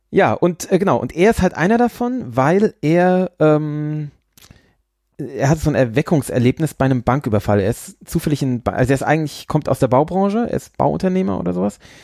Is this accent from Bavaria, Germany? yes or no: yes; Bavaria, Germany; also born or lived in Pflaumheim / Aschaffenburg; meine Frau kommt ja hier äh, aus diesem Ort, in dem ich jetzt gerade bin, und ich komme ja aus dem Ort zwei Orte weiter